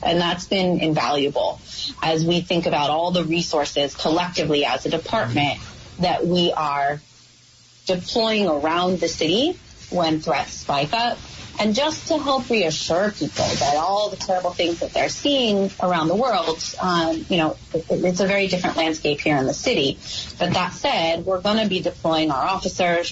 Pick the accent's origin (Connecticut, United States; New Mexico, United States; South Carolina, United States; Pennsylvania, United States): New Mexico, United States; now in New York, United States; I'm an outsider to New York. I come from New Mexico